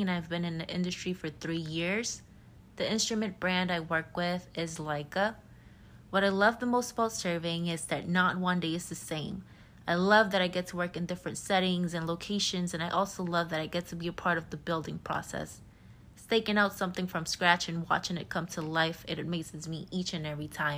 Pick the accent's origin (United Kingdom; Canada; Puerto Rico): Puerto Rico; now in Georgia, United States; I'm originally from Puerto Rico and I live in Georgia.